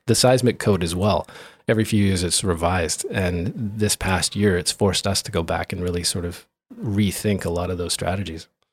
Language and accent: English; Grand Forks, North Dakota, United States; moved away; back home in where I grew up in Grand Forks